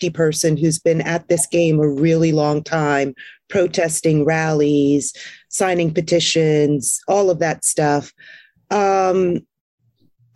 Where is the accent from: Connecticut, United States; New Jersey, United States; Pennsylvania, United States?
New Jersey, United States; Jersey Shore; moved away as an adult; I grew up on the Jersey Shore